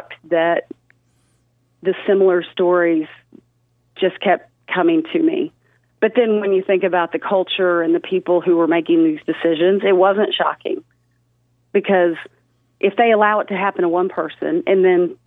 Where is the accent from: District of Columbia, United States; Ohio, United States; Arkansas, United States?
Arkansas, United States; Fayetteville; I'm from Fayetteville